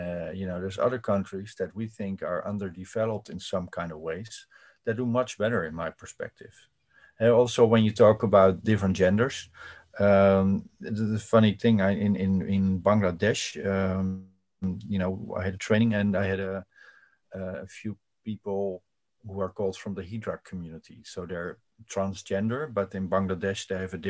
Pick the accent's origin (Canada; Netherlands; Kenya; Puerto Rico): Netherlands; I'm from the Netherlands and it's a so-called liberal progressive country